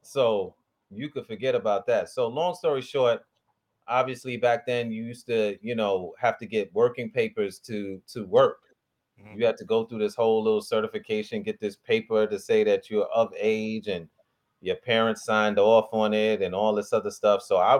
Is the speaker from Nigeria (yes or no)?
yes; Nigeria; Me being the Nigerian, like, wait a minute.